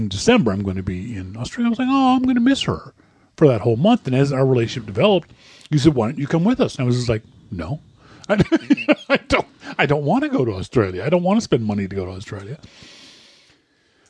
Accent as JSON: {"language": "English", "region": "Nova Scotia", "country": "Canada", "tie": "born or raised there", "also_born_or_lived": "Vancouver area", "moved": "as an adult", "lives_now": "Vancouver, Canada", "said": "I've lived in the East Coast my entire life and being very heavily influenced by British sensibilities living in Nova Scotia"}